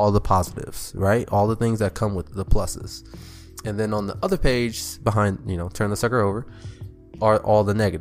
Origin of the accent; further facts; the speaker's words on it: California, United States; I'm from California